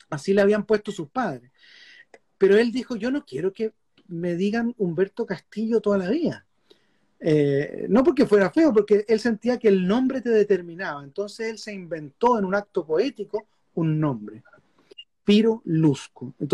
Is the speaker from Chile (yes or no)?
yes; Chile; Y yo me meto con la cámara y le, digo, vengo de Chile, un país pequeño, estamos haciendo una película sobre Sergio Larraín.